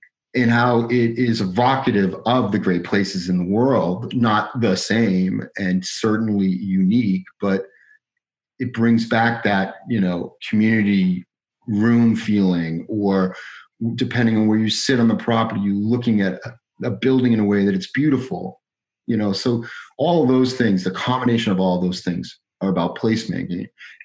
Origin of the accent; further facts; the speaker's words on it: Woburn, Massachusetts, United States; moved away as an adult; now in West Palm Beach, United States; born and raised in Woburn, Massachusetts